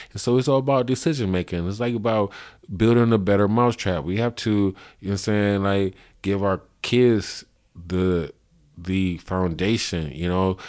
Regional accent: United States; we grew up in America

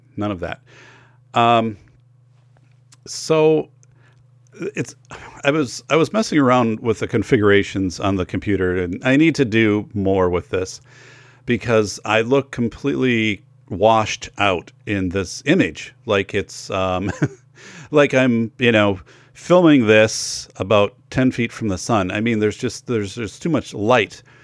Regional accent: Wisconsin, United States; growing up in Wisconsin

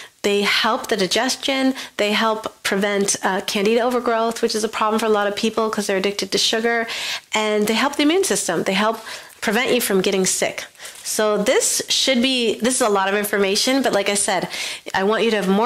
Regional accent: Buffalo, New York, United States; I grew up in Western New York, in Buffalo, New York

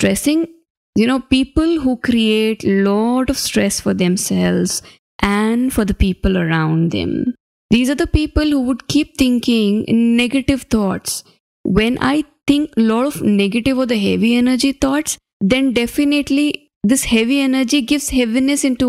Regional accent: Ajmer, Rajasthan, India; My hometown is in a small city called Ajmer

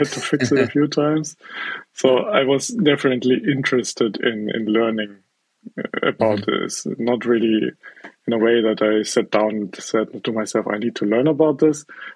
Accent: South Germany, Germany; I'm from South Germany. That's where I grew up and that's where I'm now

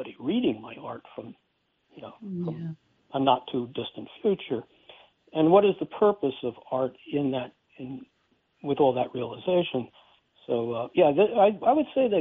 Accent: Westchester, New York, United States; also born or lived in Brooklyn, New York; I was born in Brooklyn, New York, and my parents whisked me up to the northern suburbs of Westchester

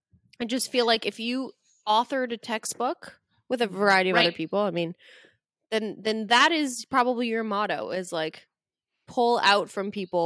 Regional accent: Canada; I'm a Canadian.

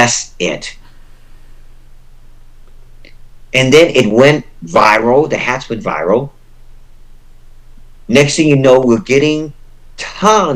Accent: United States; I was born and raised in the United States

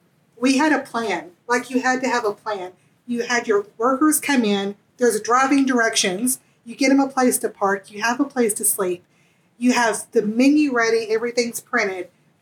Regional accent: the South, United States; I am not Irish. If you cannot tell from my accent, I am from the South

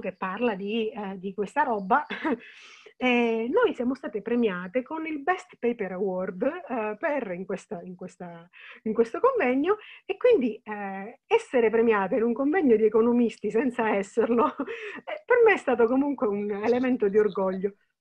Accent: Sicily, Italy

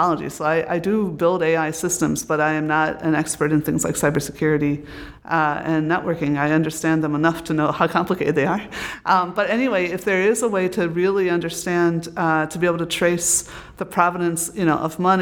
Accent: United States; moved away as an adult; also born or lived in Britain; when I came here again as an American

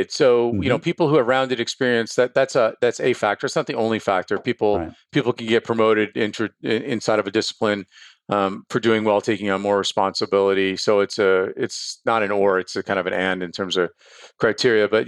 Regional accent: Bronx, New York, United States; where I started, which is I'm from the Bronx.

